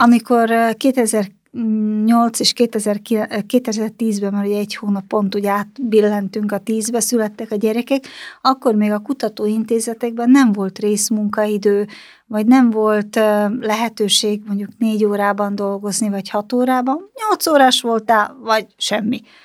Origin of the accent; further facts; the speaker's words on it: Slovakia; also born or lived in Banská Bystrica, Slovakia; now in Hungary; Csehszlovákiában születtem